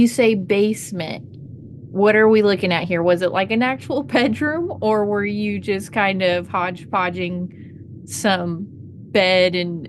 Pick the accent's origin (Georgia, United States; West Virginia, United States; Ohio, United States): Ohio, United States; where I grew up in Ohio